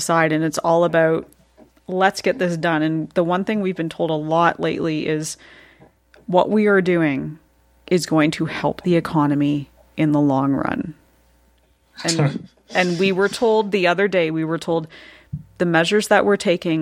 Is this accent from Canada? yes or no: yes; Canada; I'm a Canadian